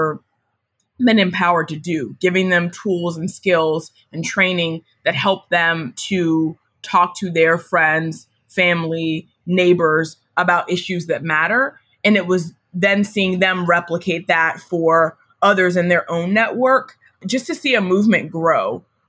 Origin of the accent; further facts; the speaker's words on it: Marietta, Georgia, United States; I grew up in Marietta, Georgia, which is a suburb of Atlanta